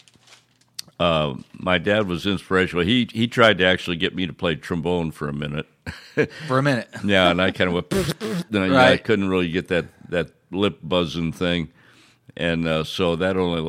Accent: Quincy, Illinois, United States; In Quincy, Illinois, my hometown

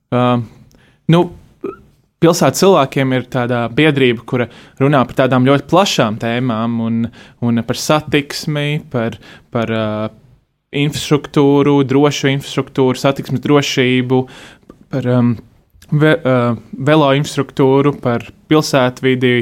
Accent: Riga, Latvia; Es tur dzīvoju, esmu dzimis Rīgā, eh, visu laiku dzīvojis

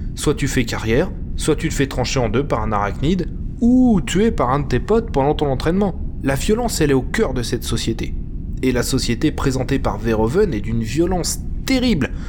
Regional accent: France; en tant que Français

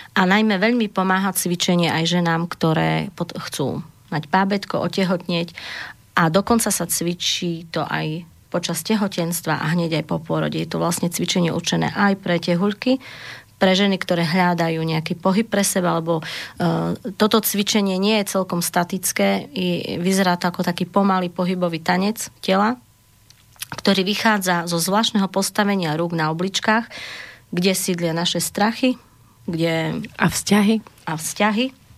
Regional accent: Zemplín, Slovakia; Ja sama pochádzam zo Zemplína

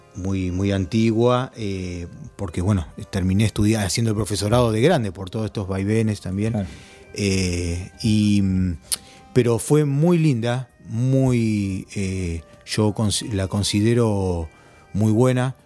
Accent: Villa Bosch, Buenos Aires Province, Argentina; en el lugar donde me crié, en Villa Bosch, 3 de febrero, en Buenos Aires

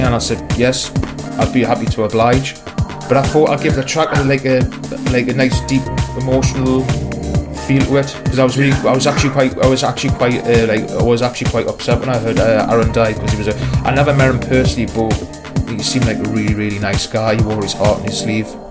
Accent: Newcastle upon Tyne, North East England, United Kingdom; I'm just a working class lad from, from Newcastle

